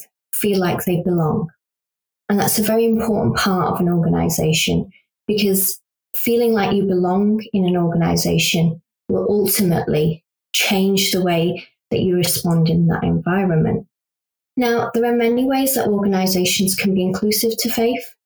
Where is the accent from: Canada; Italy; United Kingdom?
United Kingdom; I'm a British Pakistani Muslim